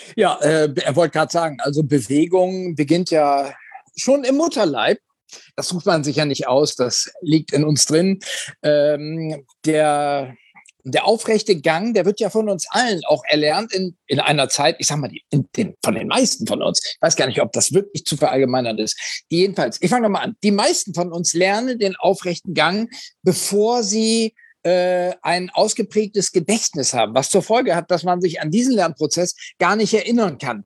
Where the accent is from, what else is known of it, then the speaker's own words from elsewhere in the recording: Oldenburg, Lower Saxony, Germany; in meiner Heimatstadt Oldenburg